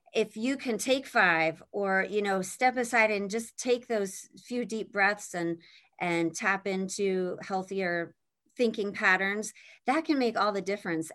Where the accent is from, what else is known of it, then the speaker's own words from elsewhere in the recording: Pennsylvania, United States; moved away as an adult; also born or lived in Indiana; I grew up in Pennsylvania